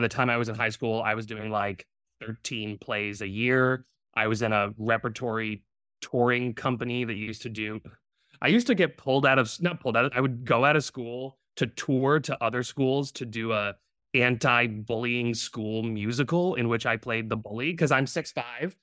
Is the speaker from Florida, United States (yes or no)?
no; Providence, Rhode Island, United States; moved away as an adult; now in New York, United States; I was born and raised in Providence, Rhode Island